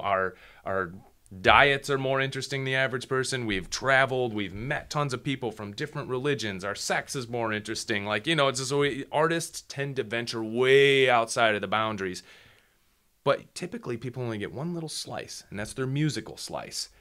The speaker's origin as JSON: {"language": "English", "region": "Midwest", "country": "United States", "tie": "born or raised there", "said": "I grew up in the Midwest"}